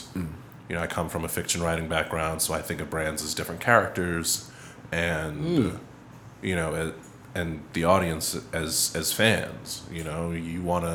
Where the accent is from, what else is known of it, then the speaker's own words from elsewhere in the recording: New York City, New York, United States; I come from Far Rock